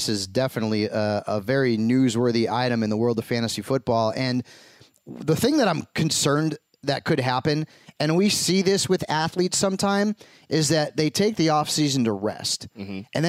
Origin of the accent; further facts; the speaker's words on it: Connecticut, United States; typically, like, from the East Coast, you know, I'm from Connecticut.